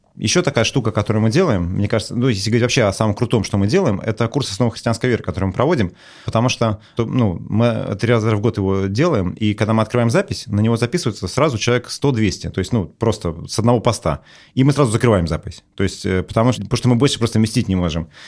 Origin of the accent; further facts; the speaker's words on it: Russia; я вырос в Советском Союзе